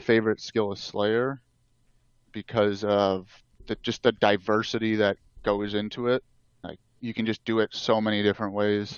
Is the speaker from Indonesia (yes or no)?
no; Canada; I'm Canadian